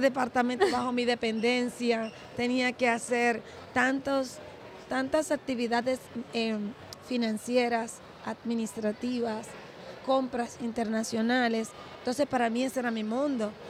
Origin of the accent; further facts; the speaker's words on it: Dominican Republic; Yo soy la única dominicana